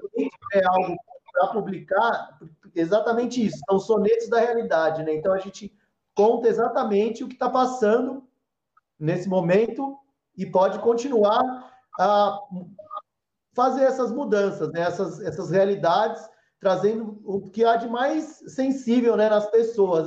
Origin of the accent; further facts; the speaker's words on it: São Paulo, Brazil; moved away as an adult; now in Cajuru, Brazil; eu fui criado em São Paulo